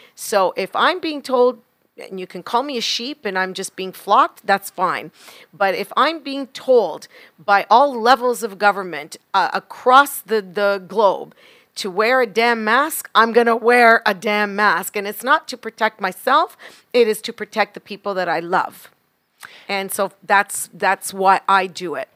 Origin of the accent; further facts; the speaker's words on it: Canada; as a Canadian, I am so extremely proud to be Canadian